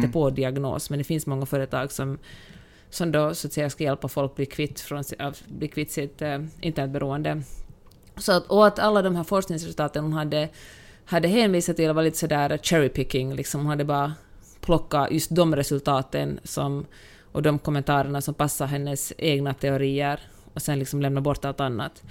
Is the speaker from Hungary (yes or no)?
no; Finland; moved away; när jag var liten och vi hade liksom fester hemma och jag kommer från Finland